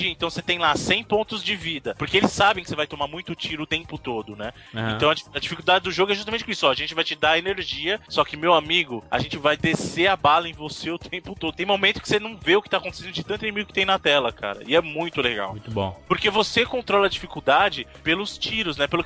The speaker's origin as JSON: {"language": "Portuguese", "region": "Bahia", "country": "Brazil", "said": "eu sou baiano, rapaz."}